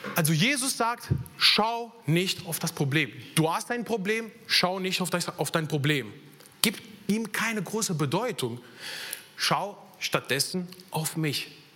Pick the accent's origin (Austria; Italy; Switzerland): Italy; German is a second language; moved away as an adult; now in Germany; bin ich in Italien geboren, aufgewachsen